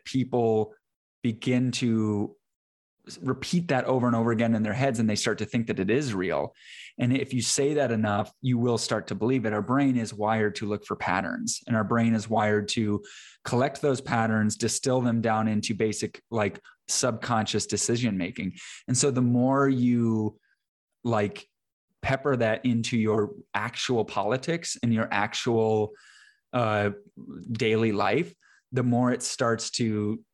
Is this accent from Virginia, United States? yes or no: no; Iowa, United States; moved away as an adult; now in Texas, United States; I'm from Iowa originally